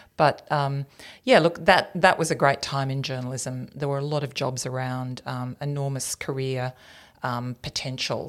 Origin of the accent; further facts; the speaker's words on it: Tenterfield, New South Wales, Australia; moved away as an adult; also born or lived in Queensland / Canberra; I grew up in New South Wales